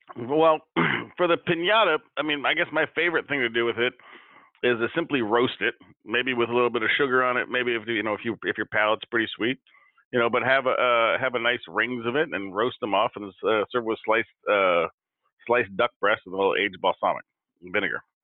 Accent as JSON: {"language": "English", "town": "Seattle", "region": "Washington", "country": "United States", "said": "I'm from Washington, I'm from Seattle, I'm from here, and you know, I grew up with apples"}